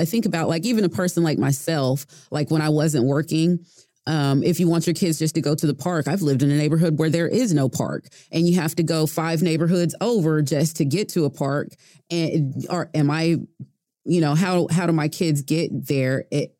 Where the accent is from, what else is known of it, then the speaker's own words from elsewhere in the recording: Bay Area, California, United States; also born or lived in Oklahoma; now in Oklahoma City, United States; I grew up in the Bay Area in California, and one thing that I did notice when I moved to Oklahoma was like, they don't have sidewalks.